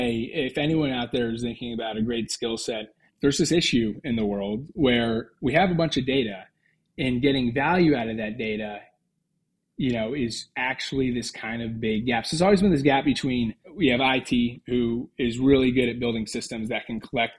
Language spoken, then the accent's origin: English; Cheney, Washington, United States; moved away as an adult; also born or lived in Seattle, Washington; now in Melbourne, Australia; Cheney is the small town suburb that I grew up